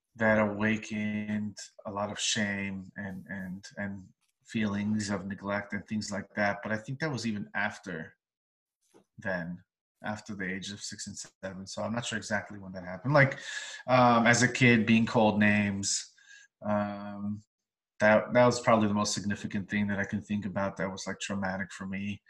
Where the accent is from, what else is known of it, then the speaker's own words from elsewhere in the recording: New York City, New York, United States; I was born in Crown Heights, Brooklyn, family of 11, very vibrant, loud uh, family